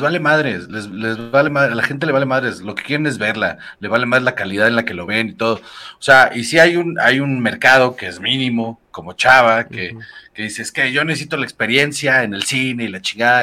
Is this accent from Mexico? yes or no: yes; Mexico; los mexicanos somos de la verga